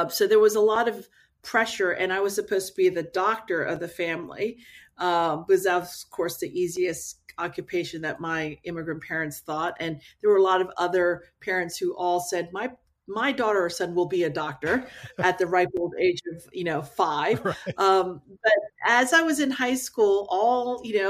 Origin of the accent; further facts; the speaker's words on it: Maryland, United States; also born or lived in South Korea; I grew up in the Maryland area